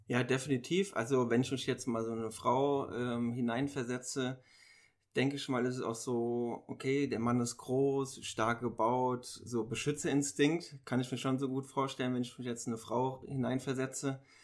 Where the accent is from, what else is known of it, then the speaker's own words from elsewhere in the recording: Mainz, Rhineland-Palatinate, Germany; ich komme aus Mainz ich bin 28 Jahre alt